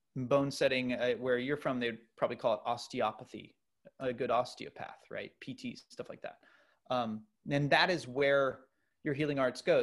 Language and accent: English; United States; as an American